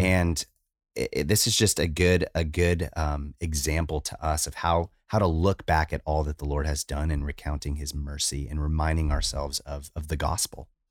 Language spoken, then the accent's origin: English; United States; I'm American, I'm not Japanese